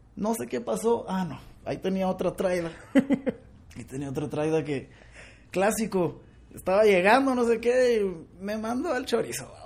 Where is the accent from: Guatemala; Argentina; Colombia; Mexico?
Guatemala; como buen chapín